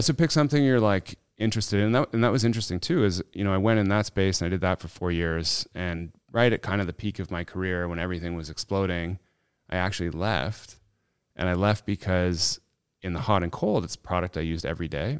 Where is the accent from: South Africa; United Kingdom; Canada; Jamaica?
Canada; this Canadian kid